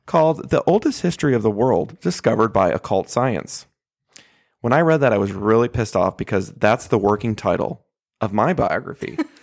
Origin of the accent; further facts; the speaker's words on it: Michigan, United States; now in Oklahoma, United States; my home state of Michigan